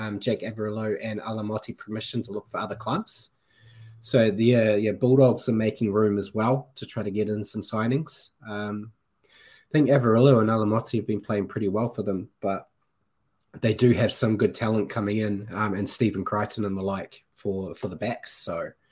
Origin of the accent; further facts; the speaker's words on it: New Zealand; as a Kiwi